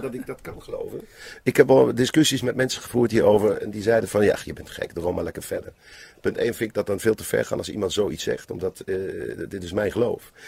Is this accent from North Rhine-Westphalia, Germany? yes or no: yes; Bensberg, North Rhine-Westphalia, Germany; Dutch is a second language; moved away; in Bensberg, waar ik vandaan kom